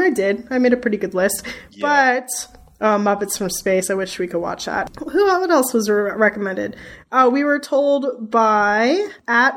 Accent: New Jersey, United States; I'm from New Jersey

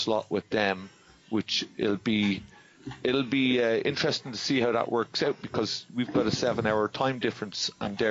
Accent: Dublin, Leinster, Ireland; I was born and bred in Dublin. Mom and Dad were Dublin

